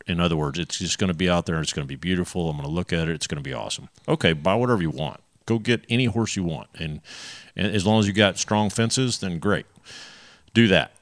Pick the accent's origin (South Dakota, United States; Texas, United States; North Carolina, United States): Texas, United States; we're Texans